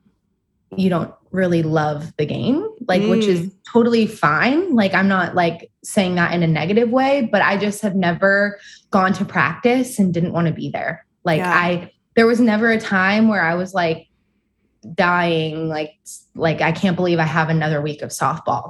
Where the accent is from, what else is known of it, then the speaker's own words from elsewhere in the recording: Moorpark, California, United States; I grew up in Ventura County in Moore Park.